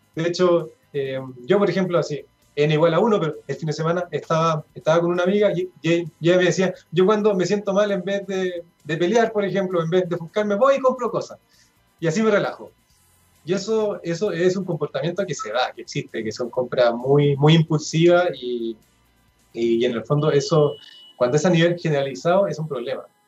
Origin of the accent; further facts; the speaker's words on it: Chile; esta mentalidad consumista que, eh, tenemos como, como chilenos